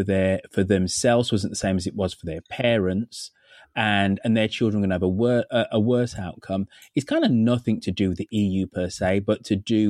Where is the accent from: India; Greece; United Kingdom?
United Kingdom; England; I'm British, I'm English.